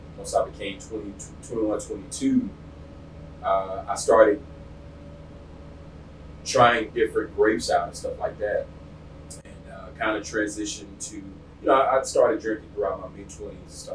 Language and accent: English; Houston, Texas, United States; moved away as an adult; also born or lived in Africa / Atlanta; I born and raised in Southwest Houston